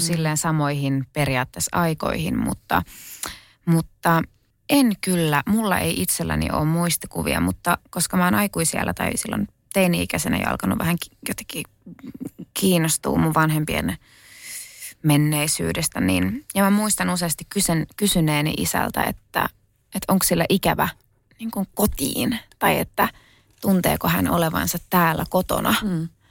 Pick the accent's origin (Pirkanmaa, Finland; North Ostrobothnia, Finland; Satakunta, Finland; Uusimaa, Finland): Uusimaa, Finland; Kerava; mä oon syntynyt Keravalla. Ja tota, mun ehkä niin kuin lapsuusmaisemat on just Kerava, kerrostalo